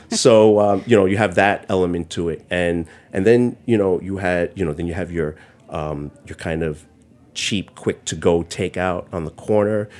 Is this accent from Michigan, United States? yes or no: no; New York City, New York, United States; also born or lived in Bensonhurst, Brooklyn; So Chinatown itself, um, I grew up on Mott Street. It's the Manhattan Chinatown